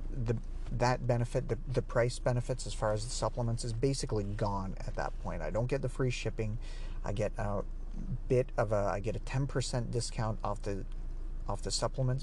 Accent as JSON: {"language": "English", "country": "Canada", "said": "So I'm Canadian, so here it's about ten dollars a month."}